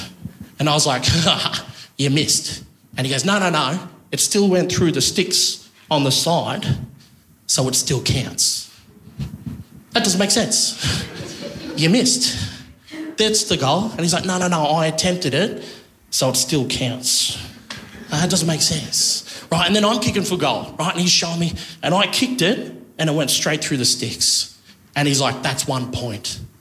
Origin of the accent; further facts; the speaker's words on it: Wagga Wagga, New South Wales, Australia; I'm from Wagga Wagga.